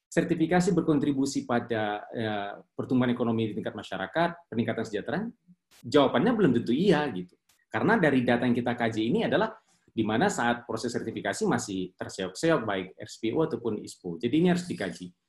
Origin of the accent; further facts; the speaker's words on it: Riau, Indonesia; Jujur, saya asli dari Riau, dan Riau ini unik.